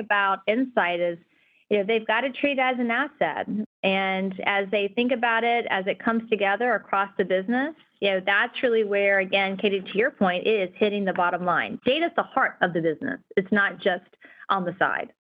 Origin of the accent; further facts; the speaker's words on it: North Carolina, United States; now in California, United States; I'm from North Carolina